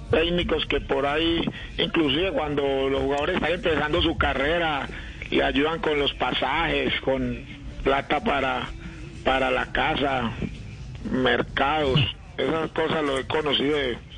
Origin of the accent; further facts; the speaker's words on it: Medellín, Antioquia, Colombia; soy de Medellín